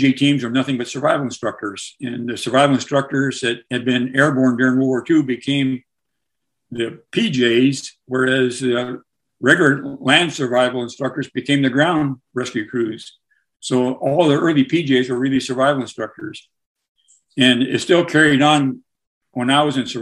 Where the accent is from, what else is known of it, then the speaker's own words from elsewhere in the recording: Southern Oregon, United States; moved away as an adult; growing up in Southern Oregon